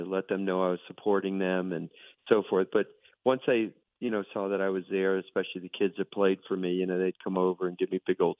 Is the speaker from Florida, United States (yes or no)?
yes; Miami, Florida, United States; moved away; that's where I grew up in South Florida